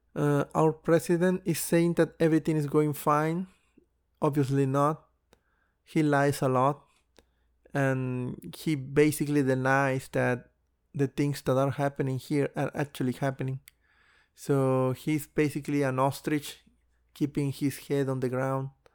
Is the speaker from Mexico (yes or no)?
yes; Mexico; I moved to my hometown, um, before the coronavirus actually hit Mexico